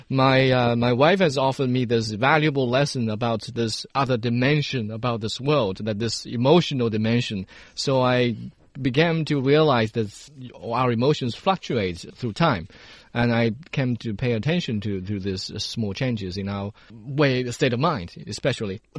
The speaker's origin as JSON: {"language": "English", "country": "United Kingdom", "said": "because I'm British"}